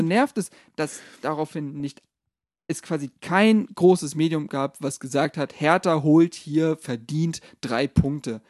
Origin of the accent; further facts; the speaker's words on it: Berlin, Germany; als gebürtige Berliner